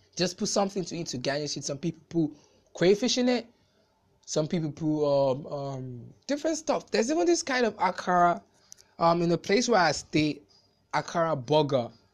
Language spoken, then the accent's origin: English; Nigeria; I'm an African, I'm a Nigerian